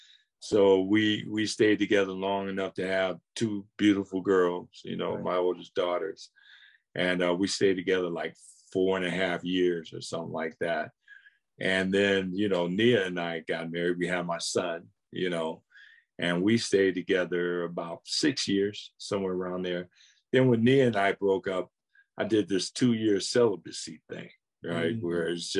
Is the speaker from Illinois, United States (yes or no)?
no; Akron, Ohio, United States; I had a ball growing up in Akron